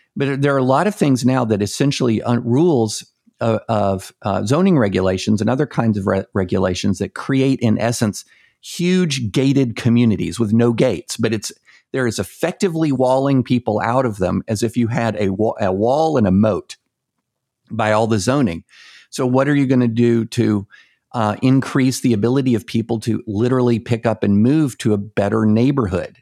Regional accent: the South, United States; I'm from, I'm, I'm from the South

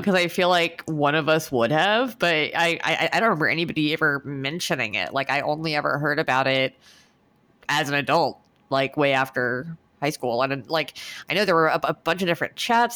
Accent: United States; me being American

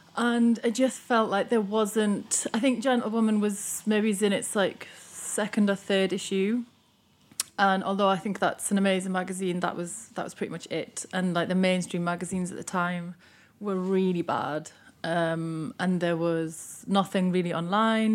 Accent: Newcastle upon Tyne, North East England, United Kingdom; moved away; I'm from Newcastle, and, um, one of the bands that was around at the time when I still lived there was …

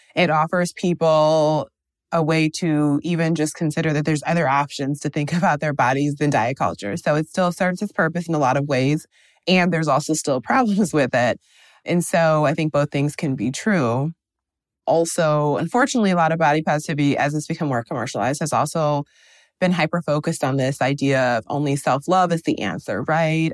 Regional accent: Wisconsin, United States; moved away as an adult; now in Brooklyn, United States; I'm originally from the Midwest, I'm from Wisconsin. I've been in Brooklyn for the past three years

